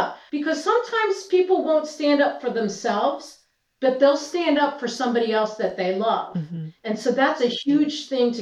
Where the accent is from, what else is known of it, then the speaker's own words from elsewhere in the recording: Philadelphia, Pennsylvania, United States; I came from the Philadelphia freelance scene, that I am Philadelphia, that I've been in this atmosphere for so long